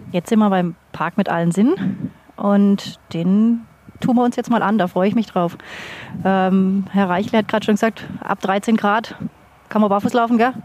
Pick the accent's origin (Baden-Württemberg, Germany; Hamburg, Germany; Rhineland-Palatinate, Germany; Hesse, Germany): Hesse, Germany; near Frankfurt; wir kommen aus Frankfurt, aus der Nähe von Frankfurt